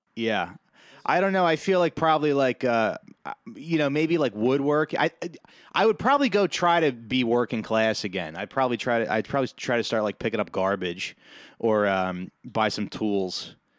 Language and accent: English; New Jersey, United States; I'm Italian. I'm from Jersey